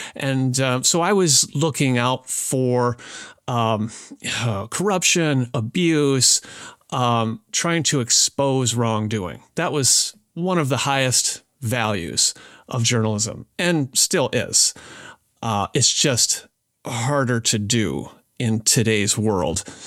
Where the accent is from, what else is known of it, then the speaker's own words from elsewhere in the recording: southwestern Wisconsin, United States; moved away; grew up on a small family farm in southwestern Wisconsin, about eighty acres